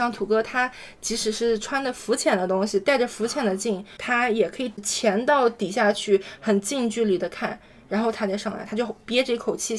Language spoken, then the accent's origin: Chinese; Jiangsu-Zhejiang-Shanghai area, China; now in Sydney, Australia; 对于我这种就是在江浙沪包邮区长大的孩子